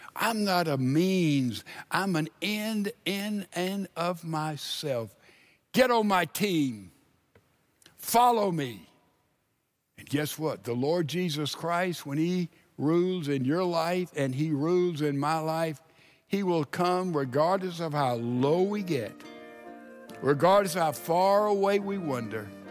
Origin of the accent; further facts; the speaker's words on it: Laurel, Mississippi, United States; moved away; I lived 20 years of my life in Laurel, Mississippi. Man, I've ridden my bicycle all over those streets.